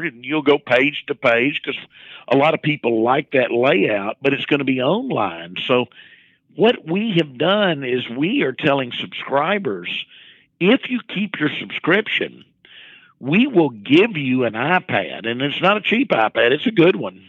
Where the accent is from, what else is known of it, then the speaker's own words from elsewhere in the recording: Arkansas, United States; it was my home state